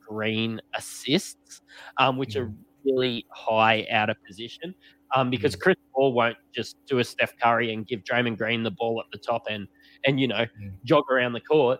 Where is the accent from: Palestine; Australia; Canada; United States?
Australia; people know we're Australian